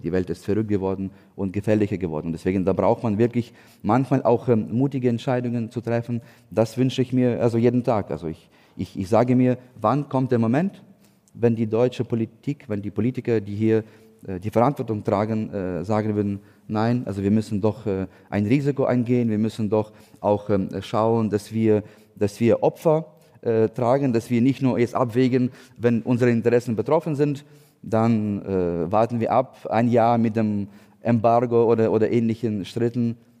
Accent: Ukraine; German is a second language; moved away as an adult; also born or lived in Hamburg; now in Berlin, Germany; wir als Ukrainer

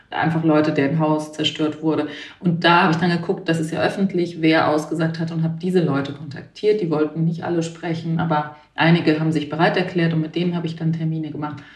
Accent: Baden-Württemberg, Germany; now in Berlin, Germany; Nee, nee, ich bin in Berlin zu Hause. Ich komme alle, ich komme aus Baden-Württemberg

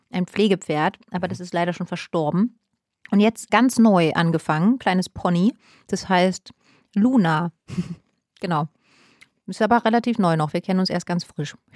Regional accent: East Germany, Germany; Und wenn der Kaffee nicht mehr, mehr daraus, also weil früher, wie gesagt, ich komme aus dem Osten, Kaffee war mir wirklich, also egal wie der geschmeckt hat, das war alles völlig in Ordnung.

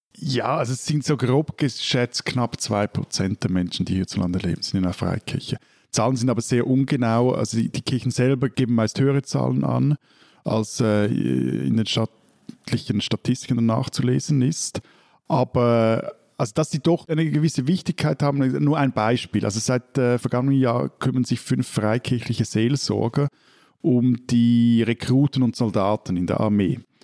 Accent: Switzerland; ich als gebürtiger Seebub

